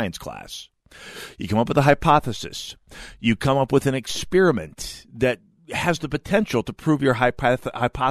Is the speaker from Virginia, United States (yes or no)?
no; North Dakota, United States; now in Minnesota, United States; I'm the nebbish from North Dakota